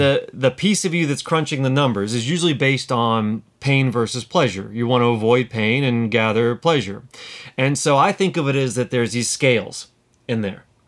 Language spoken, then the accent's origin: English; United States; moved away as an adult; also born or lived in London; I'm living in London as an American.